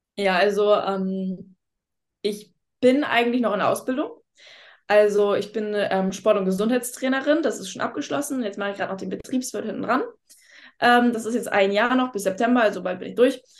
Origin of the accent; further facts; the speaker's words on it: Lübeck, Schleswig-Holstein, Germany; moved away; Ich komme ja nicht gebürtig aus Hamburg, ich komme aus Lübeck